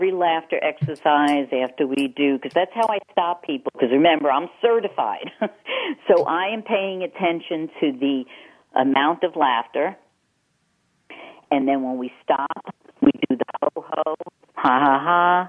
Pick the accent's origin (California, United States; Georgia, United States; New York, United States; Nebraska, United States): New York, United States; accent: Eastern; moved away as an adult; I'm 30 years out of New York